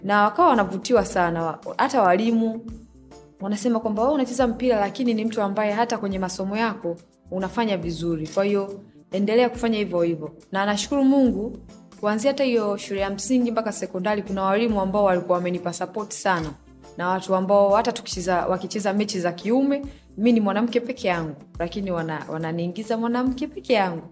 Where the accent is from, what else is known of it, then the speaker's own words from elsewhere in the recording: Morogoro, Morogoro Region, Tanzania; mi kwetu ni Morogoro, Morogoro mjini.